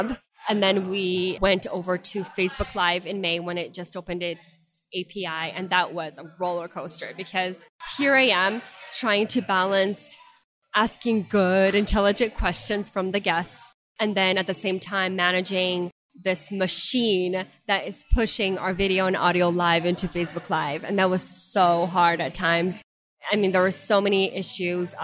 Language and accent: English; Ukraine; first language Russian; English is a second language; now in Spartanburg, United States; I was born back in Ukraine, but since living here, I mean, we're fluent